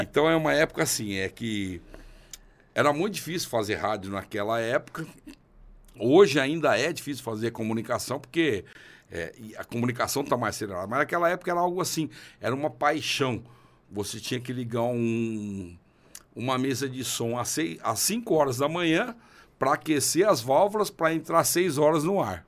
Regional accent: Vila Parecida, São Paulo, Brazil; moved away as an adult; now in Piracicaba, Brazil; Vila Parecida é minha vila. É onde eu fui criado com, com pai e mãe semi-analfabeto

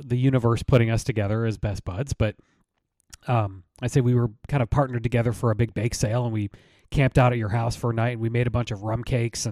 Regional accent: Michigan, United States; moved away as an adult; now in Atlanta, United States; I grew up in Michigan, but, you know, I've lived in Atlanta, in the Atlanta area for getting close to 30 years

